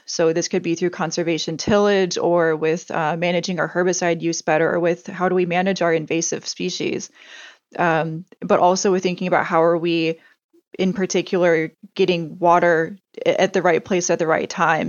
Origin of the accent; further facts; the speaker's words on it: Indiana, United States; moved away as an adult; also born or lived in Antarctica; growing up in Indiana